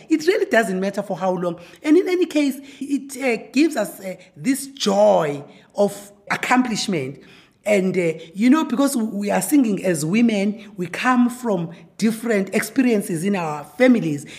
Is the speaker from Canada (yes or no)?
no; village outside Pietermaritzburg, KwaZulu-Natal, South Africa; now in Pretoria, South Africa; I am born and bred in KwaZulu Natal in a rural village called Wandebekrege outside eh, Pietermaritzburg